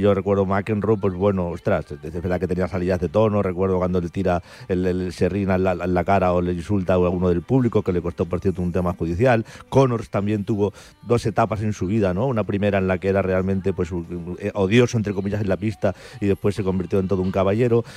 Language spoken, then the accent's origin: Spanish; Spain; como español